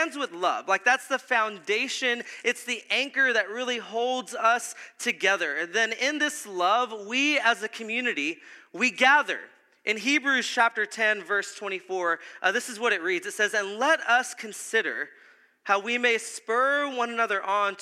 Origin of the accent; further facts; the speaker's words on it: South Texas, United States; we're from South Texas.